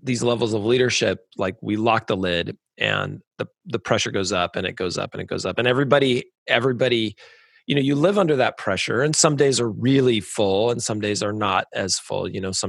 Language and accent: English; California, United States; moved away as an adult; "Oh, California."